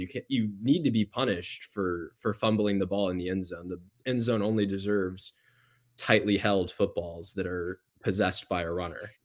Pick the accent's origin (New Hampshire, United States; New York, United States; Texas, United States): Texas, United States; Houston; my hometown, Houston